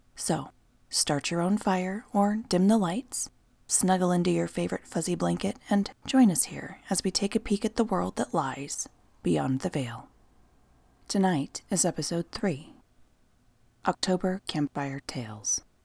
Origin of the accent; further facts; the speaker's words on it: Nebraska, United States; moved away; my home state of Nebraska